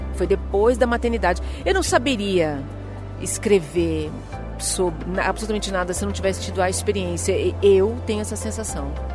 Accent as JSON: {"language": "Portuguese", "region": "São Paulo", "country": "Brazil", "tie": "born or raised there", "said": "Eu sou eu sou brasileira, nasci em São Paulo"}